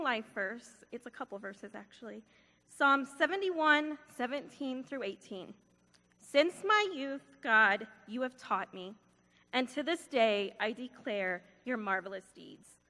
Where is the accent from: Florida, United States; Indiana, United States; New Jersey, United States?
Indiana, United States; I am from Indiana